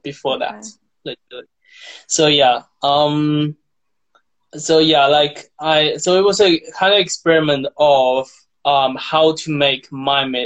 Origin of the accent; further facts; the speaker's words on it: China; moved away as an adult; now in Bath, United Kingdom; I'm from China, and I grew up in China, and I came to UK to study to become an artist